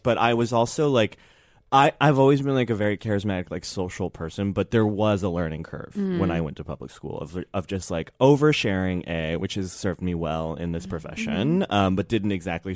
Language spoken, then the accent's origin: English; Chicago suburbs, Illinois, United States; I grew up in the Chicago suburbs, right. The Southwest suburbs